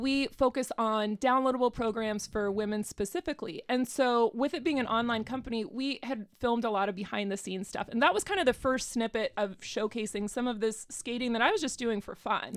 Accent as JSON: {"language": "English", "region": "Arizona", "country": "United States", "tie": "born or raised there", "also_born_or_lived": "Tucson", "moved": "as an adult", "lives_now": "Cincinnati, United States", "said": "I live here in Cincinnati now, but I have not always. I'm from Arizona originally"}